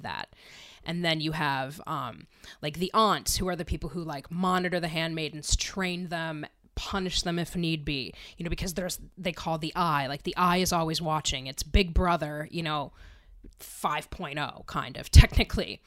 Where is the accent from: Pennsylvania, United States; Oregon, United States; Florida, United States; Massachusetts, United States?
Pennsylvania, United States; Wilkes-Barre; I grew up in Wilkes-Barre, you know, in a, in an area f-, near Wilkes-Barre, Pennsylvania